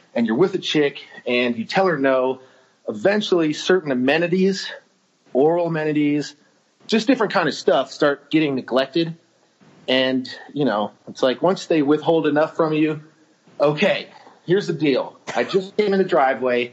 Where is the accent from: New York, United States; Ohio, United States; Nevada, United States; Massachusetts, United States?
Ohio, United States; Cleveland; moved away as an adult; also born or lived in Arizona / Australia / Ireland / India; I'm from Cleveland, Ohio, born and raised